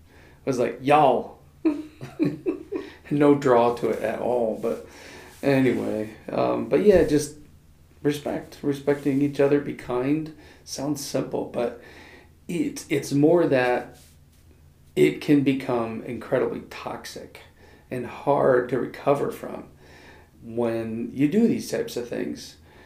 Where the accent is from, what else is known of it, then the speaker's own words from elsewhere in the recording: the North, United States; you know, I grew up in the North. It's like we talk with our hands, we talk kind of fast, and I married a Southerner